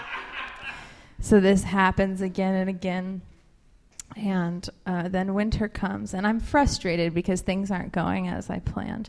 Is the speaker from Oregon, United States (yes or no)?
yes; Portland, Oregon, United States; now in New Orleans, United States; I'm originally from Portland